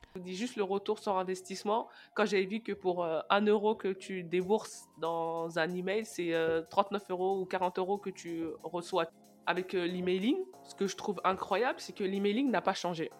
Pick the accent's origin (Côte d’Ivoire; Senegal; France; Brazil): Senegal; je suis sénégalaise